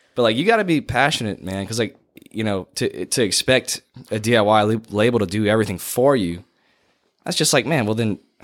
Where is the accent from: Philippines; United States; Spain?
United States; Kaplan, Louisiana; I grew up in Kaplan